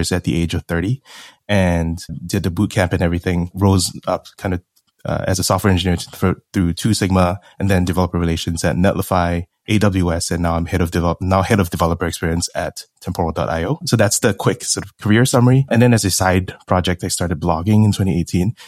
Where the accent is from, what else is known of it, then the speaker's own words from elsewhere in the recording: Singapore; moved away as an adult; also born or lived in United States; I'm from Singapore, born and raised. Went over to the U.S. to study finance